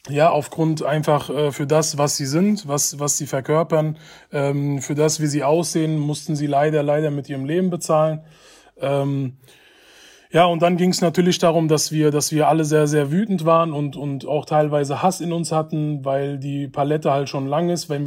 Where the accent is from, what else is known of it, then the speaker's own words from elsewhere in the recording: Hanau, Hesse, Germany; ich bin ähm, in Hanau geboren und aufgewachsen, bin, bin ein Kindheitsfreund von Ferhat Unwar, bin mit ihm gemeinsam aufgewachsen